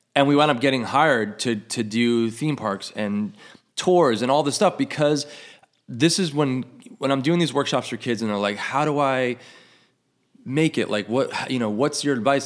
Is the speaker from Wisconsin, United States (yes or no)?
no; New York, United States; moved away as an adult; I grew up in New York